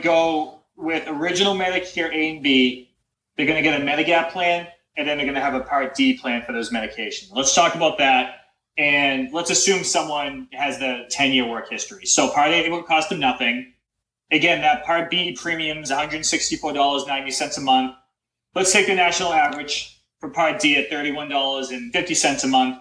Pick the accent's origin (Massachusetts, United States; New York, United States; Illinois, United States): Massachusetts, United States; Boston; I'm from the Boston area